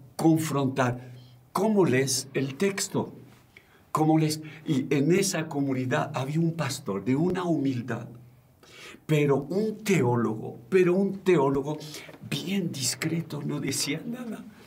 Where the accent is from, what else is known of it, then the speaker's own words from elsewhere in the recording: France; moved away; vengo de Francia